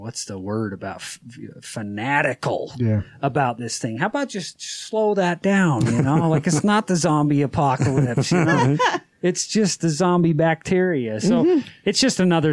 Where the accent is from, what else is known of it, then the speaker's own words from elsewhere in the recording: Utah, United States; I'm from Utah